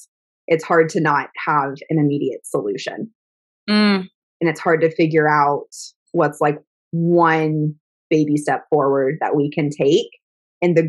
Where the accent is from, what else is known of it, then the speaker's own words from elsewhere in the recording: Texas, United States; It has been a heavy week being a Texan this week